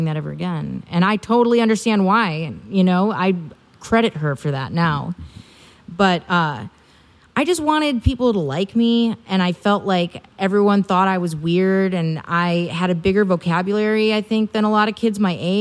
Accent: Milwaukee, Wisconsin, United States; moved away; I'm originally from Wisconsin

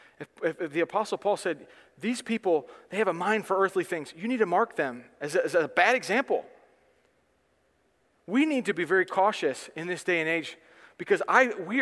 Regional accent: United States; I am an American person

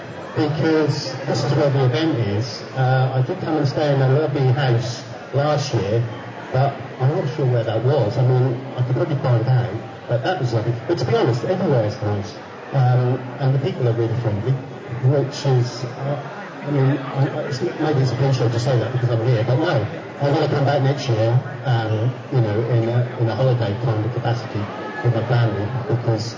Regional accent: Norwich, East of England, United Kingdom; I'm at university as a mature student of my hometown in Norwich.

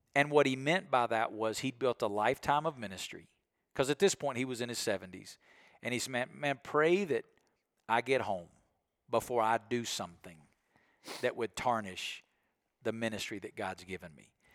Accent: Alabama, United States; I'm from Alabama

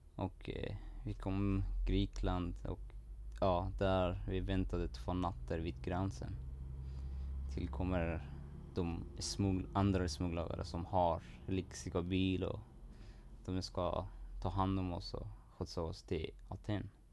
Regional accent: Iran; Swedish is a second language; now in Sweden; det var svårt ganska att leva där i Iran och var, jag hade ingen framtid där

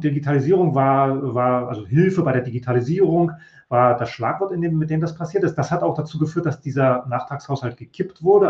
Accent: East Germany, Germany; Ich bin ja in der DDR ausgewachsen, aufgewachsen, wollte da auch Journalist werden

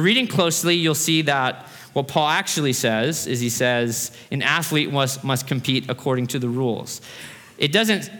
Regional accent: Fairbanks, Alaska, United States; now in Boise, United States; I grew up in Fairbanks, Alaska

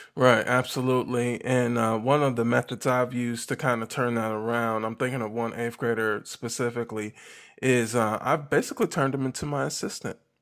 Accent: Milwaukee, Wisconsin, United States; now in Millington, United States; I'm actually originally from Milwaukee, Midwest

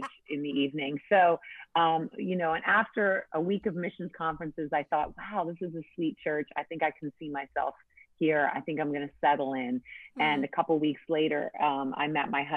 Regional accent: New England, United States; I grew up in church in New England

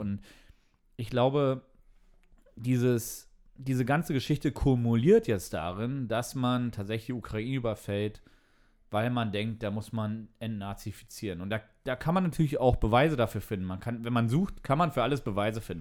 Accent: East Germany, Germany; Ich bin als Ossi natürlich mit Sojanka aufgewachsen.

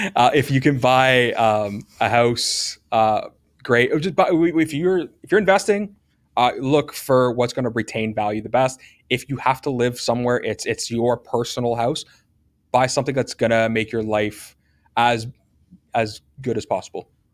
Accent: Hamilton, Ontario, Canada; I love Hamilton. I'm from Hamilton.

